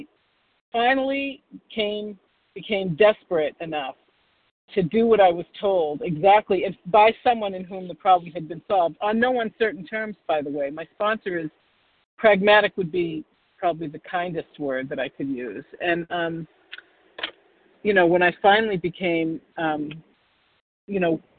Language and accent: English; Boston, Massachusetts, United States; I'm from Boston, the Boston area